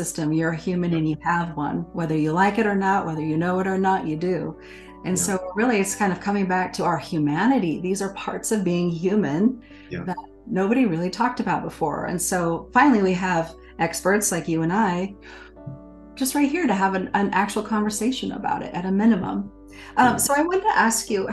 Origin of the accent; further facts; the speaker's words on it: Montana, United States; moved away; a Montana kid